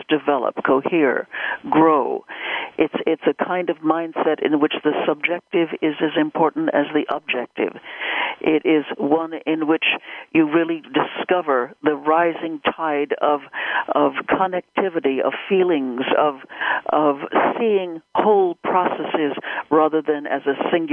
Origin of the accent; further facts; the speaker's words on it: United States; I am an American